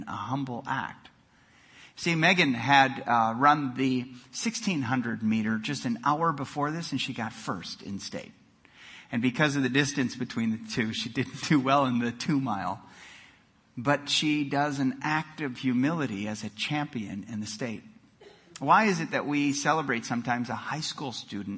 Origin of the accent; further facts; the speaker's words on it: Milwaukee, Wisconsin, United States; moved away; I grew up in Milwaukee, Wisconsin